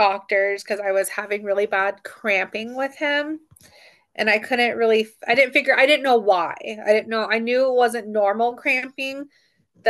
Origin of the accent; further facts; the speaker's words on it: Sandy, Oregon, United States; moved away as an adult; also born or lived in Montana; I grew up in Sandy, Oregon